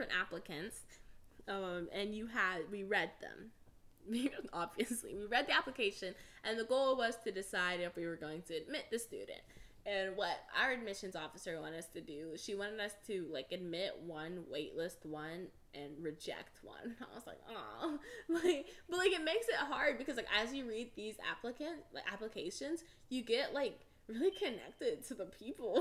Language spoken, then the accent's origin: English; Houston, Texas, United States; I'm from Houston, Texas